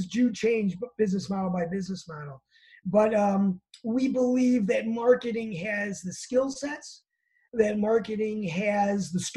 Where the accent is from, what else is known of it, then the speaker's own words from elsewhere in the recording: Chicago, Illinois, United States; I'm from Chicago, so I call it pop